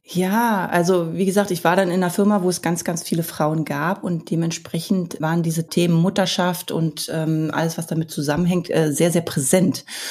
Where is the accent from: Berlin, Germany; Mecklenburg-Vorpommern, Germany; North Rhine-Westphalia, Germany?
Berlin, Germany; Ich bin ja im Ostteil von Berlin groß geworden